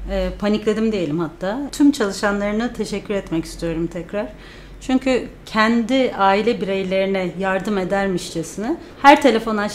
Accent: İzmir, Turkey; moved away as an adult; now in United States; İzmirliyim. Ee, çok uzun, aslında 8 seneyi doldurmuş bile olduk.

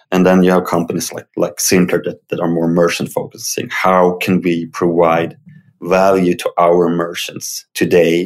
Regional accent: Uppsala, Uppsala County, Sweden; I live in Sweden. I grew up in Uppsala

